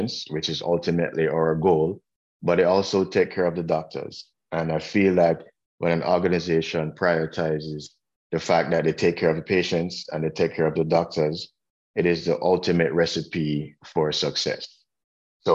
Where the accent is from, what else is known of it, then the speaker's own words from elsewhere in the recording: Jamaica; also born or lived in Washington, D.C., United States / North Florida, United States; now in Indiana, United States; I am from Jamaica, which I don't know if you guys got from my accent